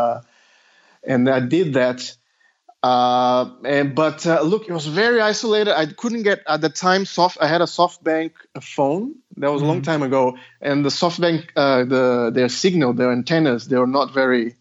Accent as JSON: {"language": "English", "country": "Brazil", "tie": "born or raised there", "second_language": "English", "moved": "yes", "lives_now": "Australia", "said": "I'm sort of not a native English speaker, but I'm born in Brazil, but I'm Australian as well. I have both nationalities."}